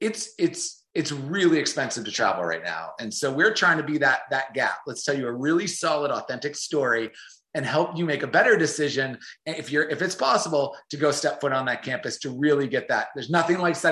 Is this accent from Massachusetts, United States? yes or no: yes; North Shore of Boston, Massachusetts, United States; moved away as an adult; also born or lived in Jacksonville, Florida; I grew up on the North Shore of Boston.